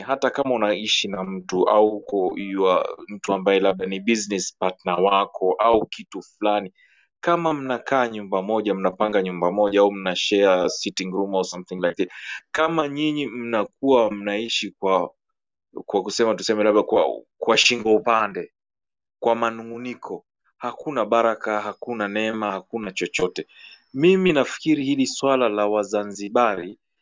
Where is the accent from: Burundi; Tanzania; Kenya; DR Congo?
Tanzania; mimi ni Mtanzania at the same time mimi ni Mtanganyika. First I am first Tanganyican, second ndio Mtanzania.